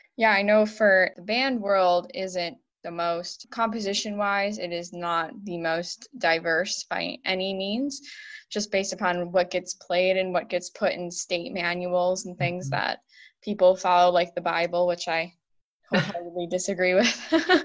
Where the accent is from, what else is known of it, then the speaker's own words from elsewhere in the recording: Buffalo, New York, United States; I'm from the Buffalo area